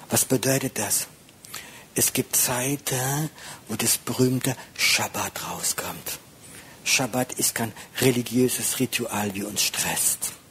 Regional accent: France; ich bin Franzose, ich bin schwieriger.

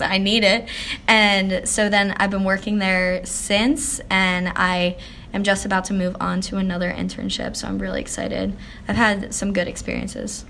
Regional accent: Harleysville, Pennsylvania, United States; I grew up in Harleysville, Pennsylvania. It's really small, like country town, about 45 minutes outside of Philly

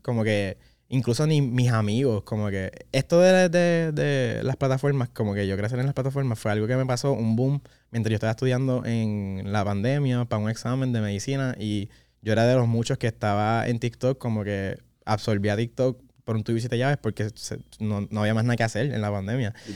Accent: Puerto Rico; nosotros, puertorriqueños. tenemos la dicha de poder decir que somos boricua

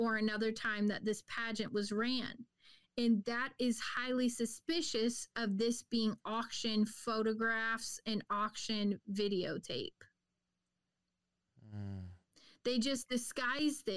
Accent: Cleveland, Ohio, United States; I'm from the Cleveland, Ohio

